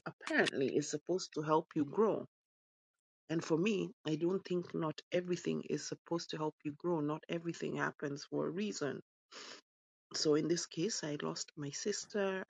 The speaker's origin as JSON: {"language": "English", "country": "Kenya", "tie": "born or raised there", "also_born_or_lived": "United Kingdom", "moved": "yes", "lives_now": "London, United Kingdom", "said": "I'm British born, Kenyan raised"}